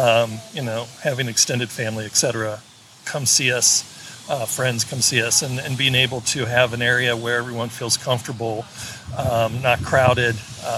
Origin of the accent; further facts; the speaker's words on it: Sunnyvale, California, United States; I am from California, Sunnyvale, California, but we are relocating to the Nashville area.